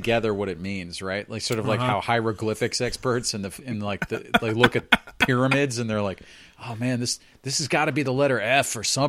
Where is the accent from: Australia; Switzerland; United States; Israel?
United States; New Jersey; For those of you who don't know, like, I'm from Jersey. And, like, not the Isle of Jersey, but New Jersey